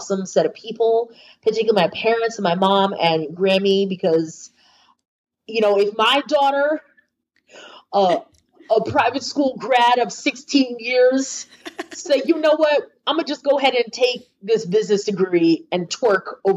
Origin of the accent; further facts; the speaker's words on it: United States; also born or lived in New York City; as an American woman